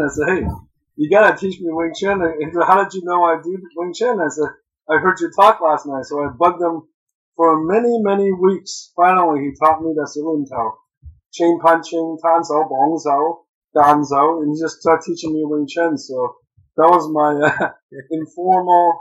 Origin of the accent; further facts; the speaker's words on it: Moncton, New Brunswick, Canada; I grew up in Moncton, New Brunswick